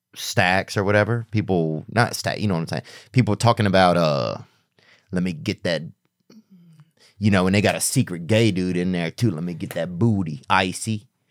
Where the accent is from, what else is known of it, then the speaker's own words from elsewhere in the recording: the South, United States; moved away; also born or lived in Hollywood; I'm not even really a Southern guy, but I'm from the South